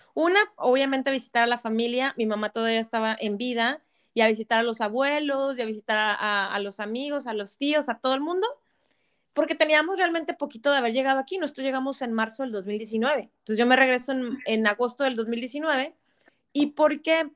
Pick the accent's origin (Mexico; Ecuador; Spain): Mexico; Monterrey, Nuevo León; moved away as an adult; now in Ontario, Canada; Mi vida, mi vida entera en Monterrey